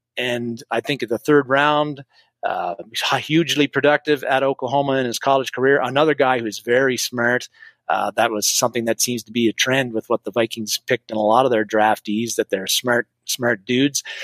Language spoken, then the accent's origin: English; Canada; I'm Canadian